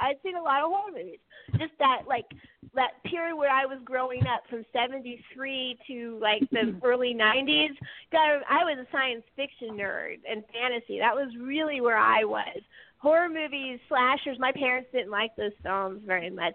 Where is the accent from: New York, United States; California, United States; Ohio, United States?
California, United States; now in New Jersey, United States; I'm coming at it as a Californian.